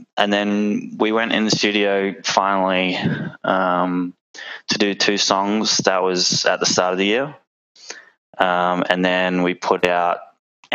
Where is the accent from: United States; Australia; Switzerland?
Australia; Perth, Western Australia; We are all from Perth